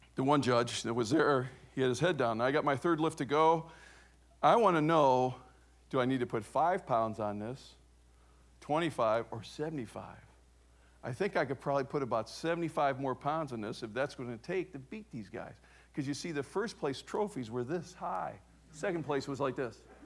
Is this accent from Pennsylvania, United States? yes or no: no; Cleveland, Ohio, United States; I was raised in Cleveland, Ohio